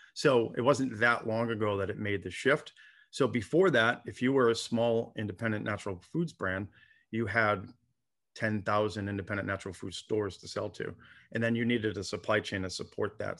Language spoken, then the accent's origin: English; Rhode Island, United States; now in Santa Barbara, United States; my home state of Rhode Island